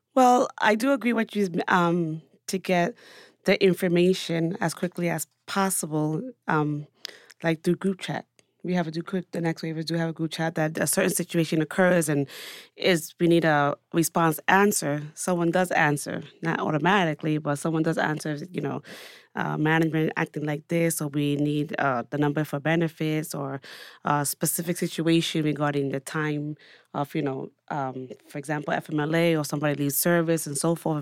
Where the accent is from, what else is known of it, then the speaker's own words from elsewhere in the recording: New York City, New York, United States; as a New Yorker